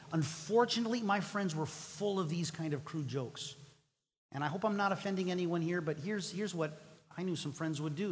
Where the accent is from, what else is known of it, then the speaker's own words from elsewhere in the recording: Mexico; English is a second language; moved away; I grew up in Mexico